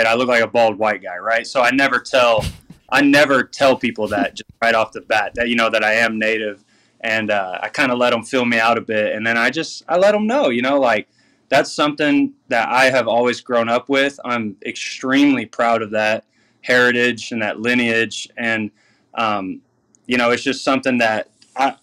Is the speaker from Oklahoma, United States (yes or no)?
yes; Southwest Oklahoma, United States; moved away as an adult; now in Canada; growing up in Southwest Oklahoma